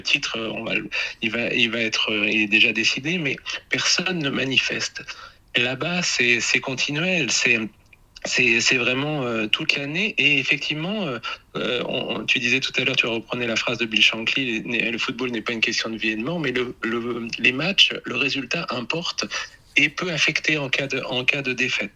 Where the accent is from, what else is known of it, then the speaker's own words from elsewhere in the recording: Normandy, France; moi je viens de Normandie, je suis un homme de la pluie